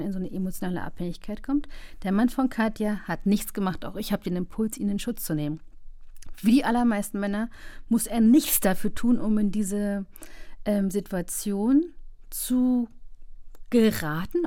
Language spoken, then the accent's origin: German; East Germany, Germany; Ich bin im Osten aufgewachsen